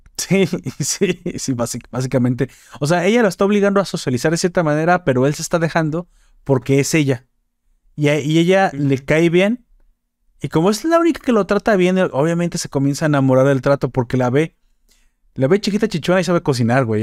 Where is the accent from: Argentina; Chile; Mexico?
Mexico